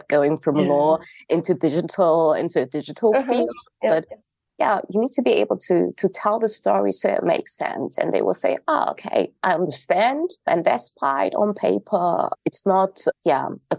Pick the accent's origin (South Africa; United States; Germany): Germany; North Rhine-Westphalia; I was born and raised in Germany, in North Rhine-Westphalia to be exact